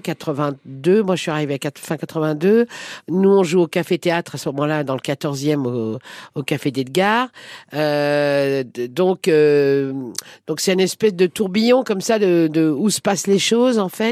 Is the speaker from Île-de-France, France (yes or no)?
yes; Paris, Île-de-France, France; j'habitais une, une, petite rue qui s'appelle la rue Agar, qui est entre la rue La Fontaine et la rue Gros